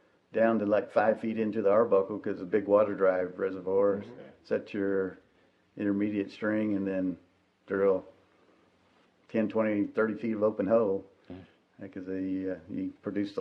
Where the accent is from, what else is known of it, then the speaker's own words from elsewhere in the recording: Crescent, Oklahoma, United States; also born or lived in Great Bend, Kansas; I grew up in Crescent, just north of here